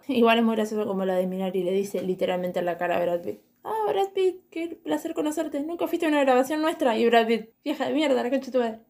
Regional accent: Argentina; nosotros como argentinos

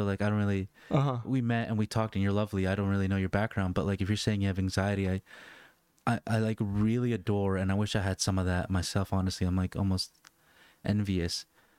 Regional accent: Northern Virginia, United States; Yeah, originally born and raised in Northern Virginia.

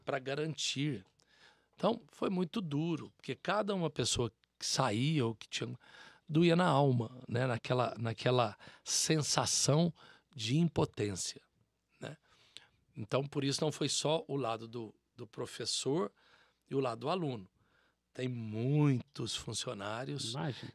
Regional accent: South of Minas Gerais, Brazil; nós somos sul mineiros

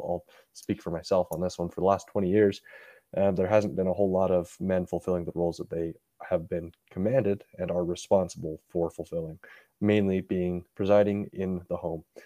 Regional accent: Utah, United States; growing up in Utah, at least in the neighborhoods that I was

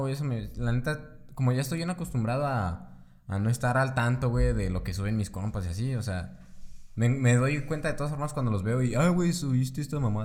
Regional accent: Mexico; somos mexicanos

